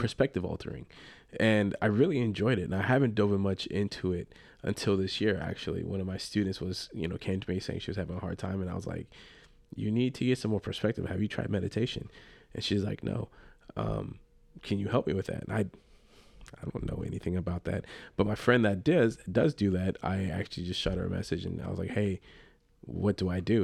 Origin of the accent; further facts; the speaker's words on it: Los Angeles, California, United States; I'm from the Los Angeles area and grew up a, a Dodger fan